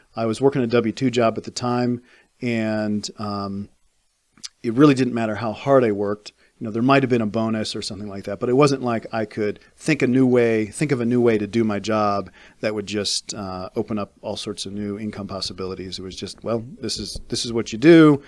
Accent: Fairfax, Virginia, United States; moved away as an adult; I grew up in Fairfax

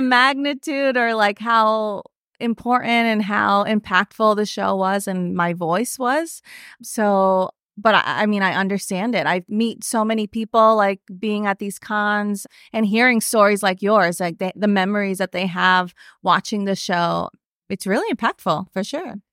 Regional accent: New York, United States; I was born in New York. I grew up here

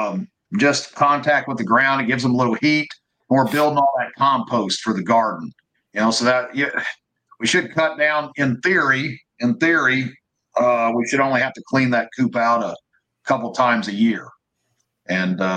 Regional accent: Missouri, United States; I'm from Missouri, you know, goat roping, sheep herding.

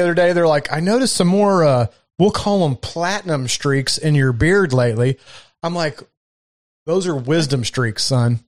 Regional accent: Kentucky, United States; accent: Southern; moved away; also born or lived in Baltimore, Maryland; I was born in Kentucky and I lived up in Baltimore, Maryland for six or seven, eight years

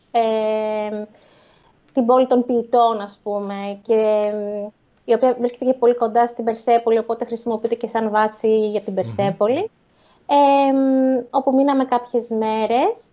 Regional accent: Athens, Attica, Greece; εμείς ας πούμε που είμαστε συνηθισμένοι από Ελλάδα και από Αθήνα

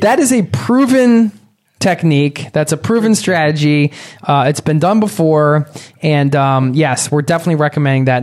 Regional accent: Philadelphia, Pennsylvania, United States; I grew up outside of Philadelphia

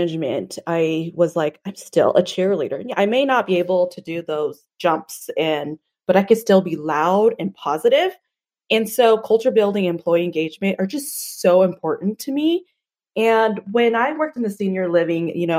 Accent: Boise, Idaho, United States; I am from Boise, Idaho, born and raised here.

